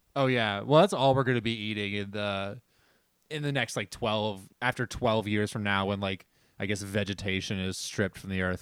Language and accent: English; New Jersey, United States; we're from New Jersey